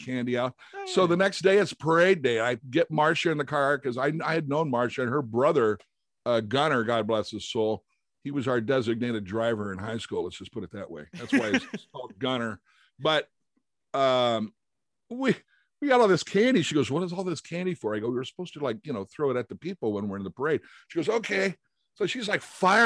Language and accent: English; Creston, Iowa, United States; moved away as an adult; also born or lived in Boston / Los Angeles; growing up in Southwest Iowa, town was called Creston